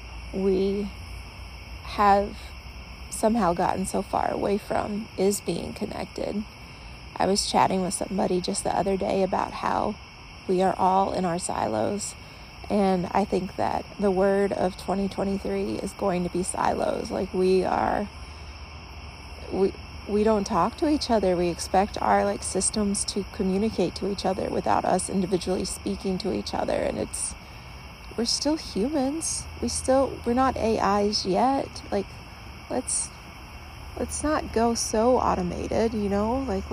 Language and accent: English; the South, United States; Like, growing up in the South, I used to hear people just tell stories all the time.